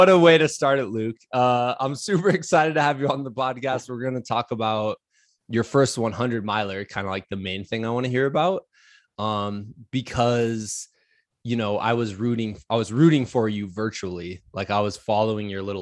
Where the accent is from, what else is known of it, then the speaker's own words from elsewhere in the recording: Los Angeles, California, United States; Not many mullets growing up in Los Angeles.